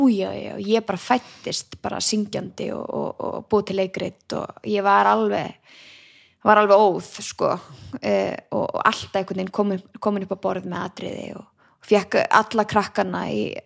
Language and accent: Icelandic; Garðabær, Capital Region, Iceland; elst ég bara upp í Garðabæk